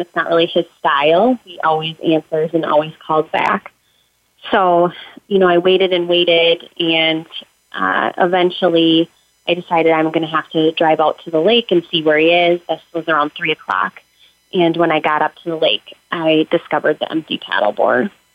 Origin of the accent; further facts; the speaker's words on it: Minnesota, United States; I am from Minnesota